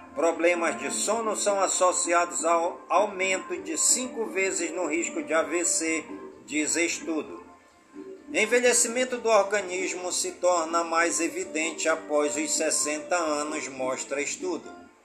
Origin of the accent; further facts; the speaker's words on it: Careiro da Várzea, Amazonas, Brazil; also born or lived in Manaus; em todas as comunidades do Careiro da Vaz e a minha cidade natal